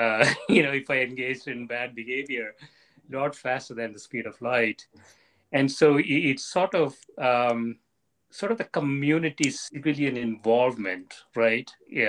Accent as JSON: {"language": "English", "region": "South India", "country": "India", "tie": "born or raised there", "said": "when I was growing up in South India"}